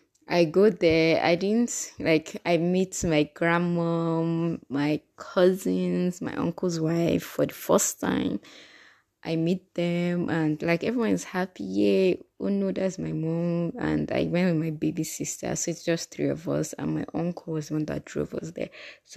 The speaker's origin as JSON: {"language": "English", "region": "Kogi", "country": "Nigeria", "said": "Like, in case you don't know, I'm from Kogi State, and prior to this, my last trip, I hadn't gone there in like 10 years"}